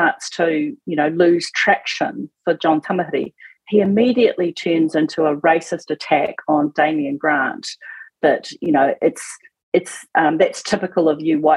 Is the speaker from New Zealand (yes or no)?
yes; Auckland, New Zealand; Auckland, grew up, educated Auckland